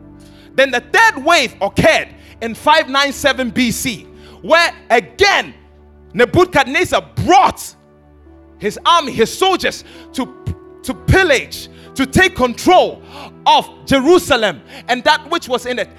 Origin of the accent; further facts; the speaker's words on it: Ghana; Ghana, we're a British colony.